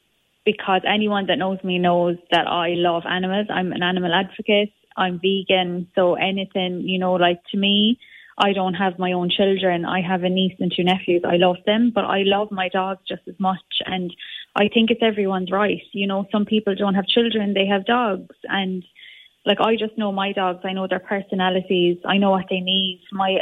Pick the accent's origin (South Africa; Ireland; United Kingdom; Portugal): Ireland; Limerick, Munster; coming into Ireland at the moment, especially Limerick, because I'm from Limerick